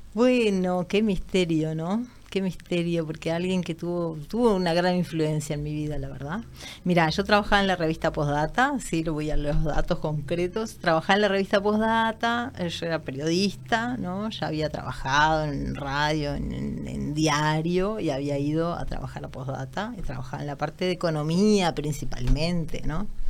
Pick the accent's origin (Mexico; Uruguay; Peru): Uruguay; near Minas, Lavalleja; moved away; also born or lived in Canelones / Montevideo; soy de como cerca de Minas, les diría, como de, de Minas eh, hacia, hacia el lado de Canelones. De hecho, donde vivía la infancia era como sobre un arroyo